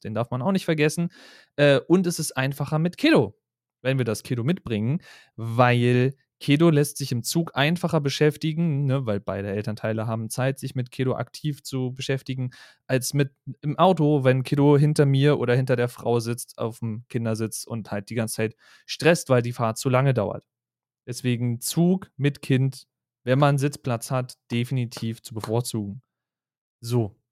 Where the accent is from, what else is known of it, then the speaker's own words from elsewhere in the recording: Berlin, Germany; Ich als Berliner